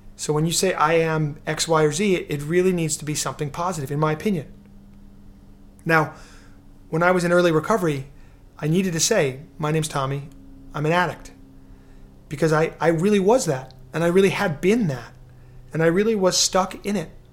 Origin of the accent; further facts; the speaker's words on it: New York City, New York, United States; I'm from New York City, you know, very cynical guy, uh, in my earlier years